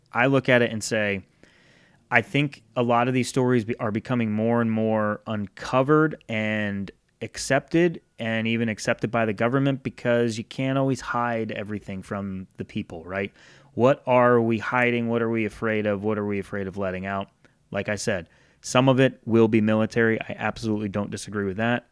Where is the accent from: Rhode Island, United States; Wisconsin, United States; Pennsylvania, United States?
Rhode Island, United States; growing up in Rhode Island, clear summer night, I had a hill in between my house and the neighbor's house